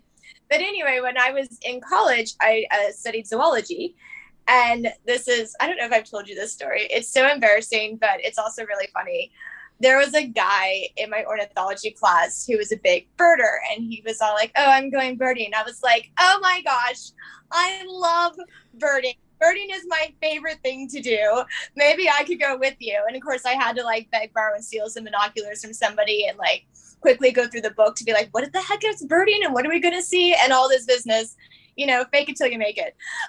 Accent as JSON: {"language": "English", "region": "Texas", "country": "United States", "said": "So I'm a bit of a vagabond. I'm originally from Texas"}